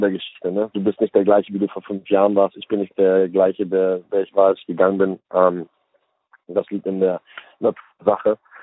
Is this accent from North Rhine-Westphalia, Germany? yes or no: no; Hamburg, Germany; moved away as an adult; now in United States; ich komme aus Hamburg